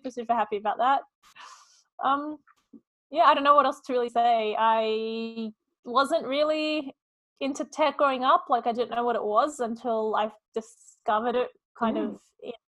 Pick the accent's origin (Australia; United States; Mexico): Australia; Sydney, New South Wales; I was born and raised in Sydney, but both my parents were actually born in Beirut in Lebanon